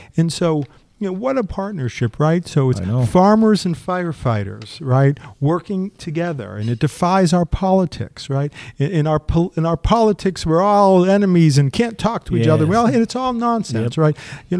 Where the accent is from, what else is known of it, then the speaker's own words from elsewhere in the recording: Methuen, Massachusetts, United States; I grew up in Methuen, Massachusetts in a large family. And at the top of the street, I grew up in a ranch house.